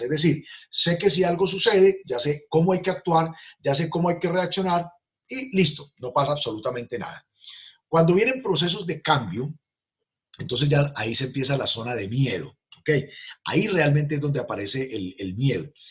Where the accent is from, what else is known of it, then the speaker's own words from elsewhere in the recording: Armero, Tolima, Colombia; now in Cali, Colombia; Yo nací en una ciudad llamada Armero, Tolima, ciudad que desapareció por la erupción de un volcán.